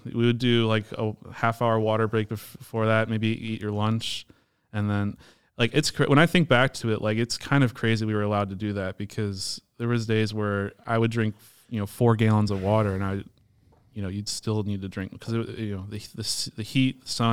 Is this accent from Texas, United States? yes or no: no; Palatine, Illinois, United States; also born or lived in Hoffman Estates / West Dundee; so I'm local. We, we grew up in Palatine our whole lives.